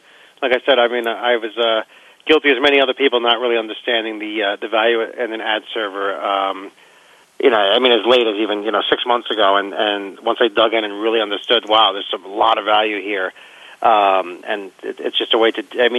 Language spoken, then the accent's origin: English; Las Vegas, Nevada, United States; being I'm from Vegas